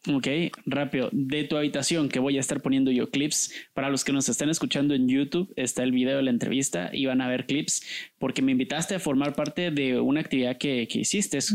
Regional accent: Guatemala; yo sí me siento guatemalteco

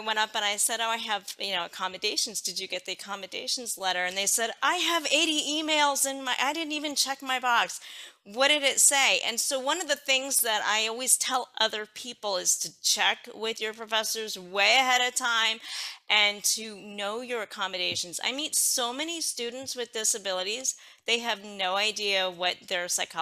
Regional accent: Philadelphia, Pennsylvania, United States; I'm from Philadelphia, Pennsylvania

